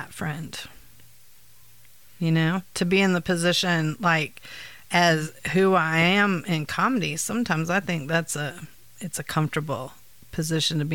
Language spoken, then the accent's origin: English; Gulf Coast, United States; moved away; growing up on the Gulf Coast